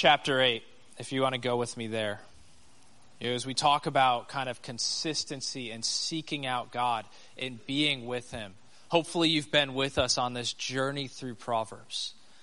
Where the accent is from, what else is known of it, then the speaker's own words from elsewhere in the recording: United States; As the American